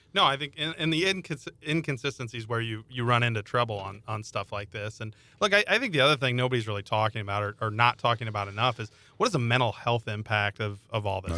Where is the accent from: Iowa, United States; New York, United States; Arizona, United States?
Iowa, United States; I come from Iowa